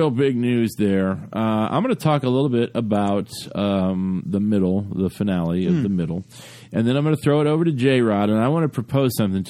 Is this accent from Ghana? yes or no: no; United Kingdom; I don't want to do that. I'm British and I'm nice.